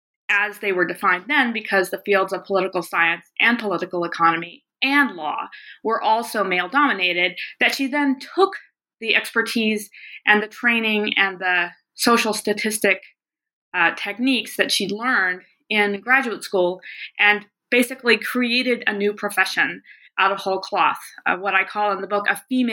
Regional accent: the South, United States; also born or lived in American West; So I grew up largely in the South, but also in the West, which is where I now live and teach at the University of Montana.

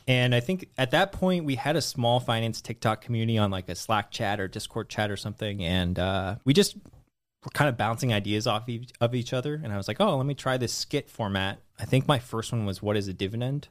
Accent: Redwood City, California, United States; also born or lived in San Francisco / Los Angeles; I was born in the Bay Area, Redwood City

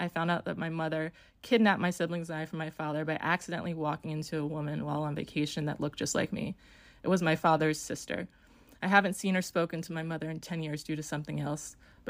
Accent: New York, United States; I was born in New York. I'm one of six kids. My mother had four kids with my father, got remarried and had two more. We were all living in New York, and I was about four when my parents got divorced.

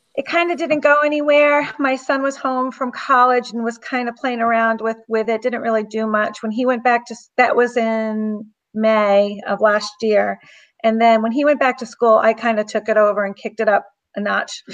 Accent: Southeast Massachusetts, United States; I'm from Southeast Massachusetts, if you can't tell by my accent

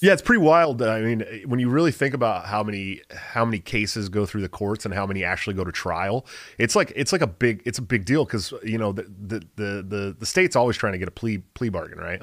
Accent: California, United States; I'm from California

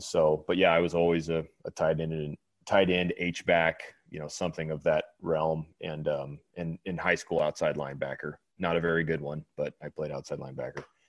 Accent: Bakersfield, California, United States; I'm from California. I'm from Bakersfield, California

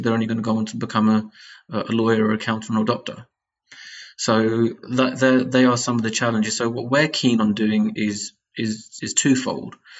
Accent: United Kingdom; our own backgrounds as British Asians

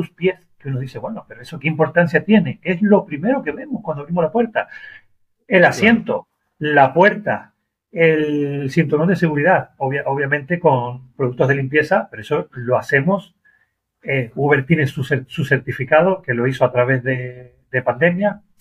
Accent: Argentina; now in Málaga, Spain; Soy argentino, Argentina, España, hablamos igual, pero inglés no.

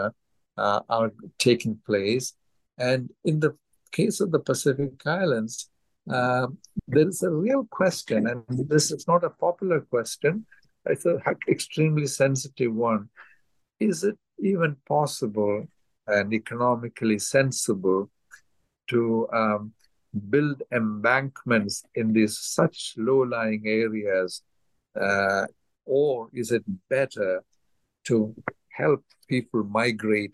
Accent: India; moved away; my home state in India

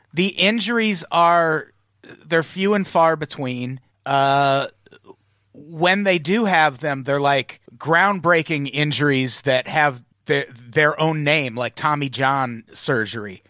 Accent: Peoria, Illinois, United States; I grew up in Peoria, Illinois

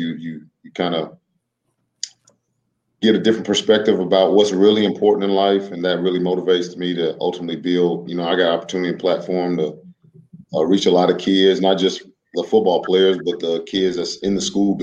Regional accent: Greensboro, North Carolina, United States; I'm from Greensboro

